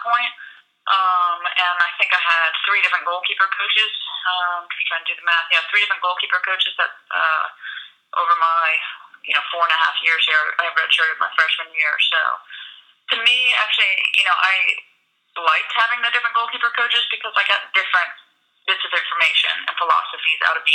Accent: Boston, Massachusetts, United States; now in North Carolina, United States; my hometown area

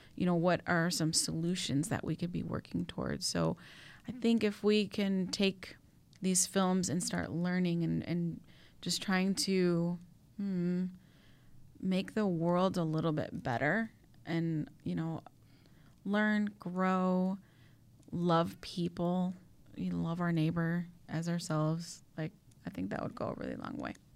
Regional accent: Chicago, Illinois, United States; Yes, I'm a Latina, but even maybe before I'm a Latina, I'm a Chicagoan, like, through and through

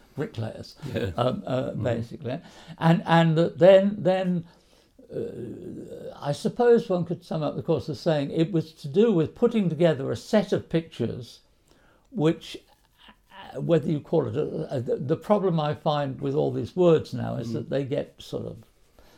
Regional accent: Wales, United Kingdom; I am a lad from Wales, from a working class background in Wales

